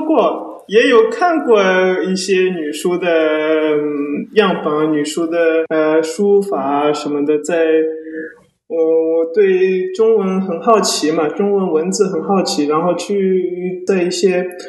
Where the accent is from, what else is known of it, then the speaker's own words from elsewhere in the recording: Paris, Île-de-France, France; also born or lived in Wenzhou, China / New York, United States; 我是一位来自巴黎的字体设计师，呃，父母是中国温州来的，一九九零年的时候，呃，都都搬到法国去，呃，一大部分的教育都是在法国巴黎学